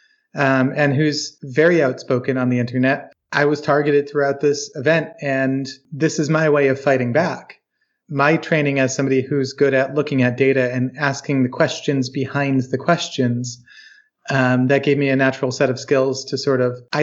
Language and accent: English; Charlottesville, Virginia, United States; I'm from Charlottesville, Virginia